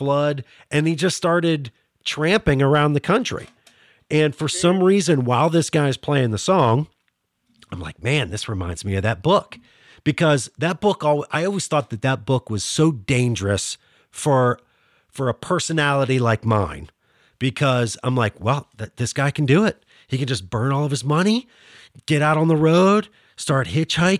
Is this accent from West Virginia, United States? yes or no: yes; Northern Panhandle of West Virginia, United States; accent: Pittsburghese; moved away; also born or lived in Pittsburgh area; we grew up around the same area. You know, Northern Panhandle